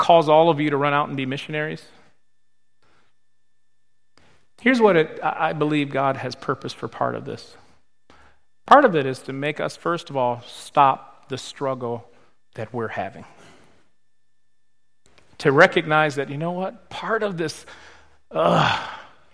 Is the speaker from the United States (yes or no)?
yes; Michigan, United States; moved away; But I'm from Michigan.